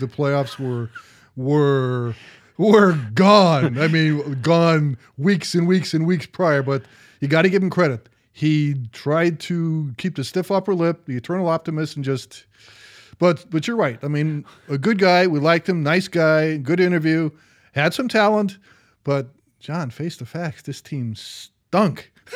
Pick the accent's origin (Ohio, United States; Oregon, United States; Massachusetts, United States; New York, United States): Ohio, United States; I'm from Ohio